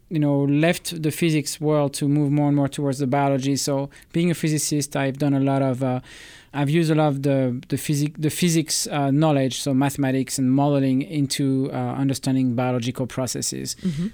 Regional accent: Toulouse, Occitania, France; English is a second language; also born or lived in Bourges; I was born in Bourges, which is one of the center city. But I moved, I think, 20 times. By the age of 20, I had moved 20 times in France.

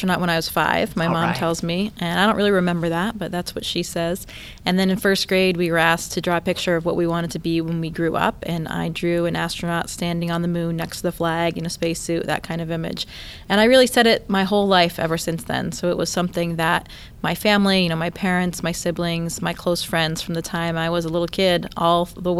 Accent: Caribou, Maine, United States; Yeah, Caribou is actually the northeasternmost city in the U.S.

